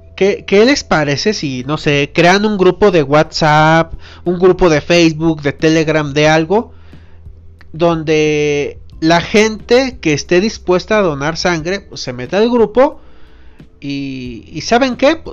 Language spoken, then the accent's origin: Spanish; Irapuato, Guanajuato, Mexico; yo soy originario de Irapuato